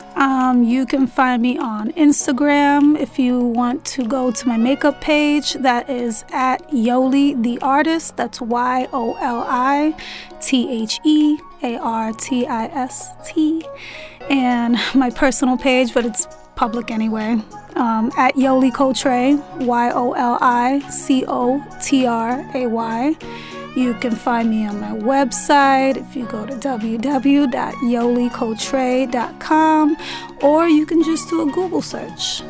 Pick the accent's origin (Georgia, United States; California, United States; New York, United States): New York, United States; New York City; also born or lived in Brooklyn; I'm born and raised in New York City, but I moved to Brooklyn like three months ago now.